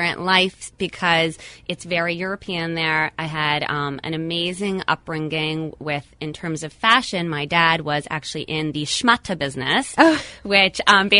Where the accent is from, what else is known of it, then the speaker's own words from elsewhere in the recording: Montreal, Quebec, Canada; moved away as an adult; also born or lived in tri-state area, United States; So born and raised in Montreal till I was 22 years old.